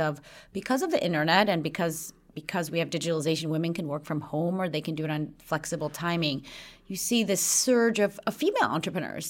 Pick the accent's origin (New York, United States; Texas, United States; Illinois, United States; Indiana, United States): Illinois, United States; Chicago; now in Sweden; I grew up in Chicago from a young age